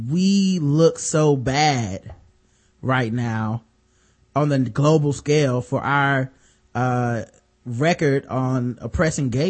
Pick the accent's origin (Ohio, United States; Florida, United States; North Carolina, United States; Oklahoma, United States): Ohio, United States; Cleveland; born there; I was born in Cleveland.